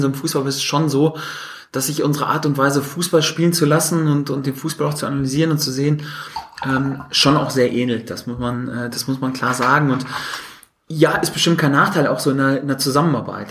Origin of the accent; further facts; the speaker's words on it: North Rhine-Westphalia, Germany; ich komme ja aus Westfalen